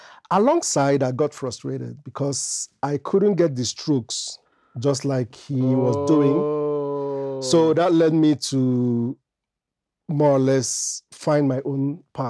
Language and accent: English; Belgium; As early as 3, while growing up in Belgium, I have an elder brother.